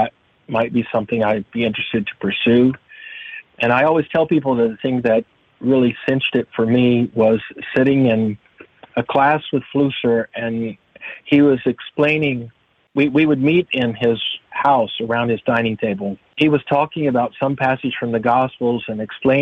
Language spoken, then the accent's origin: English; Oklahoma, United States; I grew up in Oklahoma